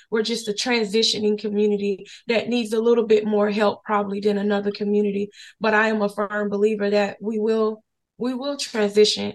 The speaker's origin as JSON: {"language": "English", "region": "Florida", "country": "United States", "tie": "born or raised there", "also_born_or_lived": "Henderson, North Carolina", "moved": "yes", "lives_now": "Durham, United States", "said": "we were born and raised in Florida"}